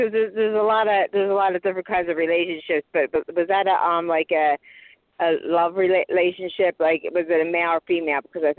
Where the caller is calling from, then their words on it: Philadelphia, Pennsylvania, United States; Hi. Philadelphia, Pennsylvania.